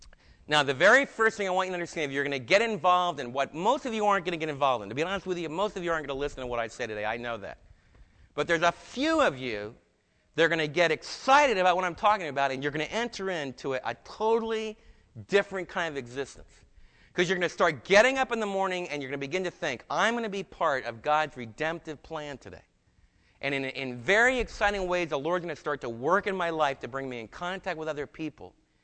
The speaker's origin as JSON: {"language": "English", "region": "New Jersey", "country": "United States", "also_born_or_lived": "New York", "said": "and I was from New Jersey and New York."}